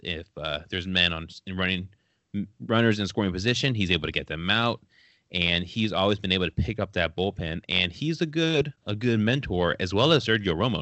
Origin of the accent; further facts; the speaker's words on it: California, United States; I grew up in California